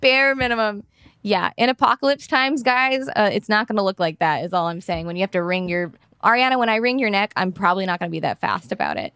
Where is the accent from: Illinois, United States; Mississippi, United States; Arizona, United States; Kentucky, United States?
Mississippi, United States; my hometown in Mississippi